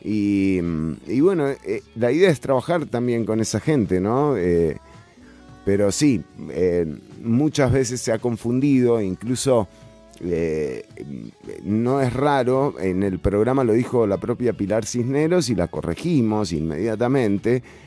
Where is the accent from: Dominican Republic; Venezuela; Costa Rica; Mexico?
Costa Rica; con la que nos criamos, con la que yo hice la escuela acá? ¿no? O sea, ese, ese famoso ser costarricense